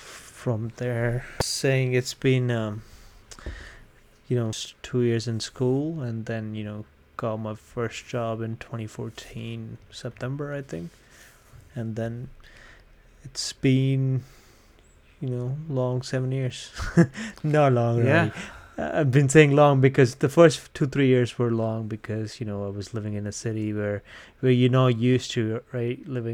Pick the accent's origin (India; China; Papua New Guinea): India; now in Canada; When I came from India, I came directly to Medicine Hat, right? That was where my college was.